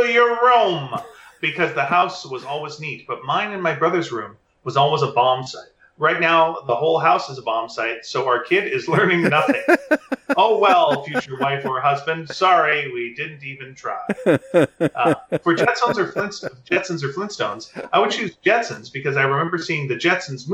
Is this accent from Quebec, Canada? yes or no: yes; Montreal, Quebec, Canada; I grew up in Montreal, so like our school library had both